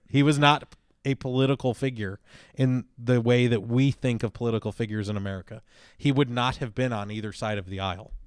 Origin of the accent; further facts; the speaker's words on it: Chicago, Illinois, United States; I grew up in Chicago, uh, the suburbs of Chicago